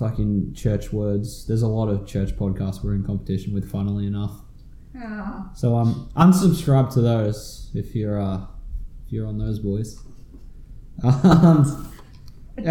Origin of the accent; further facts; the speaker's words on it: Australia; also born or lived in Mackay; We are sad little Australians.